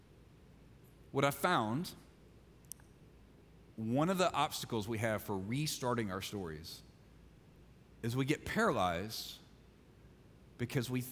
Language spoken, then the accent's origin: English; Mississippi, United States; I'm from Mississippi